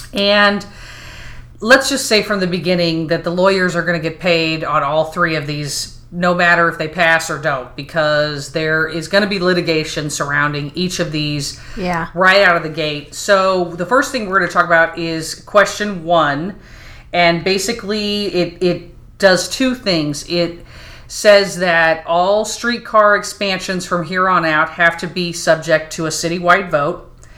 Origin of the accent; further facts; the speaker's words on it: Dallas, Texas, United States; moved away as an adult; now in Kansas City, United States; I was born in Kansas City. Aww. And then we moved to Dallas at the ripe young age of 8. And so I grew up in Dallas for most of my life